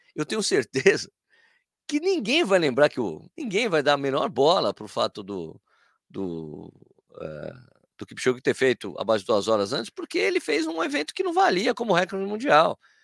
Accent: Brazil; como brasileiro

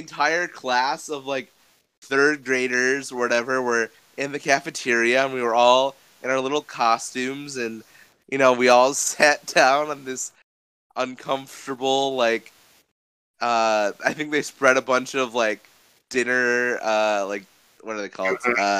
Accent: Western New York, United States; growing up in Western New York

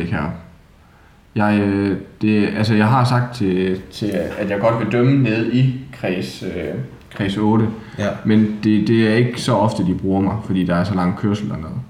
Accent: Haderslev, Southern Denmark, Denmark; accent: Southern Jutlandic; oprindeligt, så er jeg jo fra Sønderjylland

